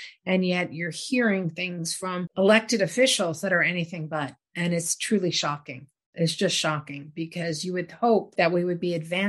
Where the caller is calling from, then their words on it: United States; I'm calling from the United States